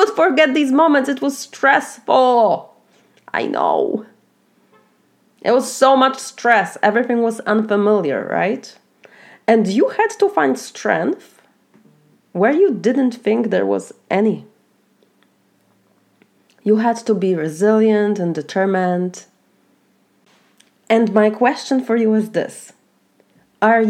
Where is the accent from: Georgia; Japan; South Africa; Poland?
Poland; moved away as an adult; now in Florida, United States; I'm originally from Poland. I have been a first generation immigrant for 17 years now. I have immigrated from Poland to the US. And now I live in Florida